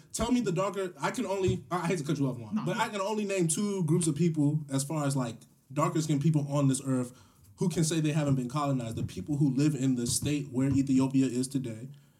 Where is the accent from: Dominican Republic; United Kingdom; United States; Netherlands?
United States; because I am from America.